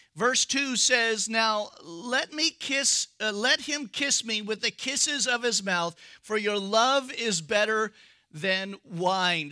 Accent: United States; We're American.

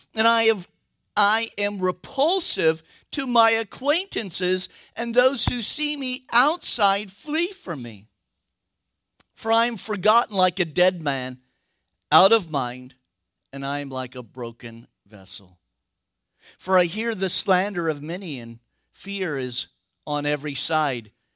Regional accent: United States; I'm an American

